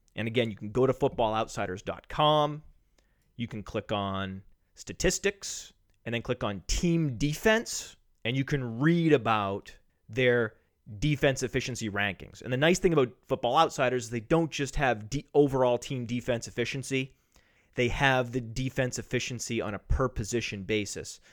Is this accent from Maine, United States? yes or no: yes; Maine, United States; I grew up in Maine. I am from New England.